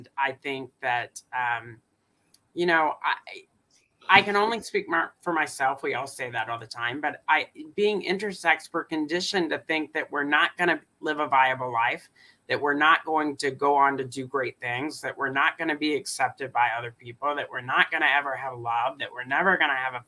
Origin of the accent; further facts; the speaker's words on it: Alabama, United States; moved away; I'm from Alabama originally